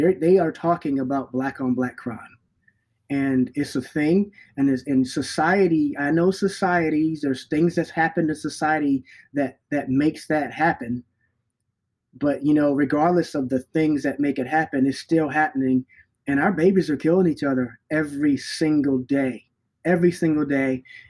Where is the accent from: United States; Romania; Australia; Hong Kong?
United States; New York; born there; also born or lived in North Carolina; now in Minneapolis, United States; I was born in New York, and then I moved to North Carolina, and then I moved to Minneapolis.